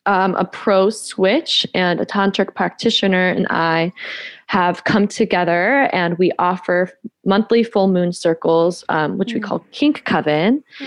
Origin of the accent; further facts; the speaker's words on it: the South, United States; I didn't grow up Christian, but I grew up in the Bible Belt as a Mexican Jewish witch.